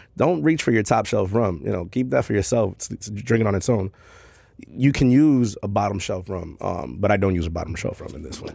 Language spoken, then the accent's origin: English; New York City, New York, United States; born and raised in Queens, Corona uh, specifically